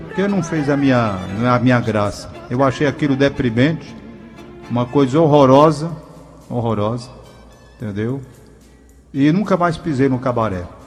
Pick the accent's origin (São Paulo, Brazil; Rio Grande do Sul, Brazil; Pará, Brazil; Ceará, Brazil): Ceará, Brazil; Fortaleza; quando era menino na Gentilândia